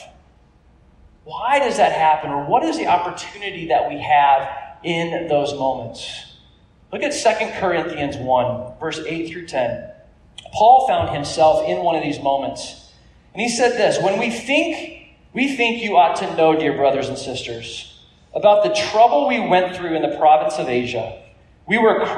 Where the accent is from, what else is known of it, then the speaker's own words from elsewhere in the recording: California, United States; I grew up in California